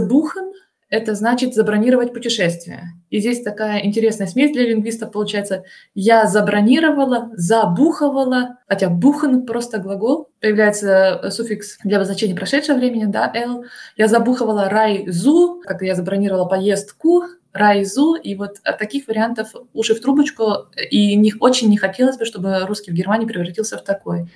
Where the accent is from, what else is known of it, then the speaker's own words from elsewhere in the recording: Russia; first language Russian; moved away as an adult; now in Germany; по акценту слышно, что я из России